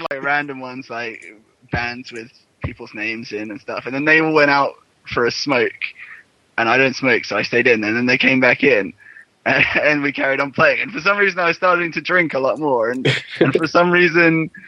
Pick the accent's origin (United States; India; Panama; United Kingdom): United Kingdom; moved away; I grew up in Britain.